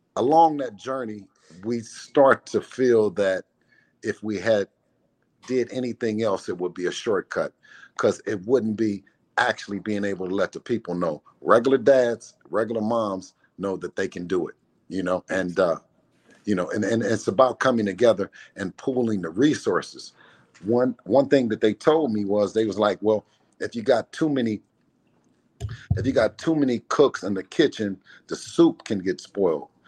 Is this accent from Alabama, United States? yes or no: no; Oakland, California, United States; my hometown of Oakland